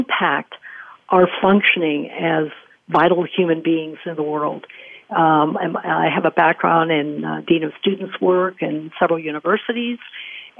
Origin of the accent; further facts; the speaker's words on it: Costa Rica; I was an elite athlete growing up in Costa Rica